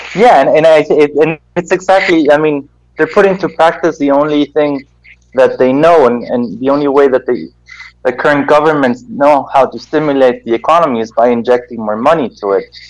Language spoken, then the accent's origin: English; Germany; now in Guatemala; I was born here in Guatemala and I grew up in Germany.